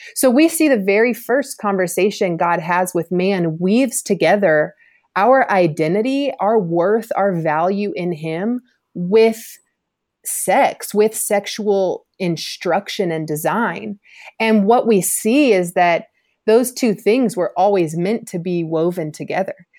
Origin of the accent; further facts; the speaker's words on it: Georgia, United States; also born or lived in Louisiana; I grew up here in Georgia